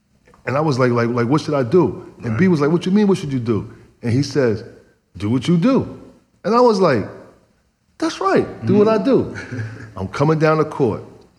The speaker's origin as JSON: {"language": "English", "region": "New Jersey", "country": "United States", "said": "I get it. I'm from Jersey. You know, Jersey always get overlooked, so I'm like, okay, cool."}